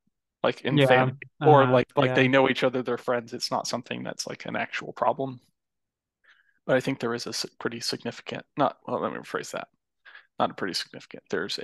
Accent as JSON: {"language": "English", "region": "Texas", "country": "United States", "tie": "born or raised there", "said": "I grew up in Texas"}